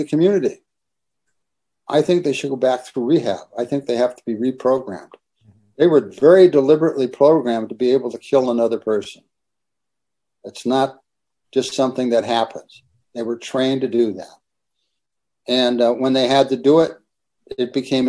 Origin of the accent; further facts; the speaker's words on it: Connecticut, United States; moved away; also born or lived in Santa Barbara; I was born and raised in Connecticut.